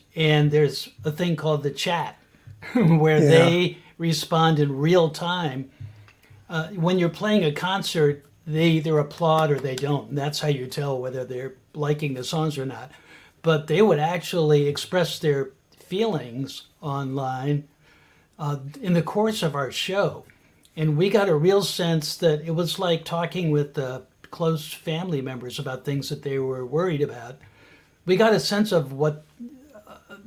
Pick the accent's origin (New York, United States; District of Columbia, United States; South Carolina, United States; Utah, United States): District of Columbia, United States; Washington; I grew up down near Washington, D.C.